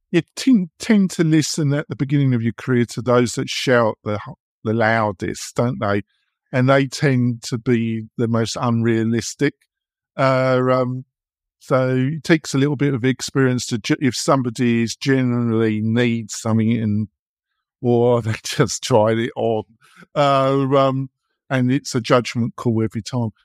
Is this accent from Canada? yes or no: no; England, United Kingdom; moved away as an adult; now in United States; I come from England. I've been living here almost twenty years